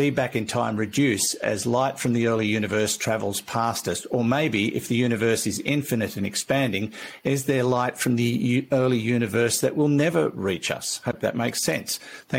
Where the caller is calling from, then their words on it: Chichester, South East England, United Kingdom; I'm writing from Chichester, which is on the south coast of England